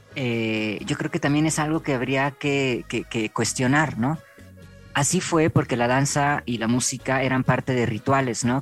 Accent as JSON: {"language": "Spanish", "country": "Mexico", "said": "Acá en México nos cuesta mucho trabajo mover la cadera"}